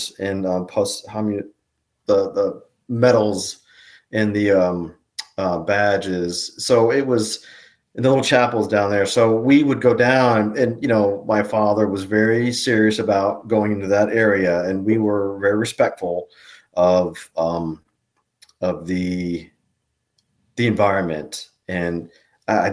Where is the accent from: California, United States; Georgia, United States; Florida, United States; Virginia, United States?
Virginia, United States; Woodbridge; we grew up in the Woodbridge, Dale City area